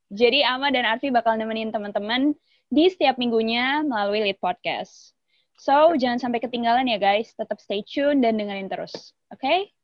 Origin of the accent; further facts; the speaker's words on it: Nganjuk, East Java, Indonesia; moved away as an adult; also born or lived in Depok / Jakarta; aku dari Nganjuk, Jawa Timur.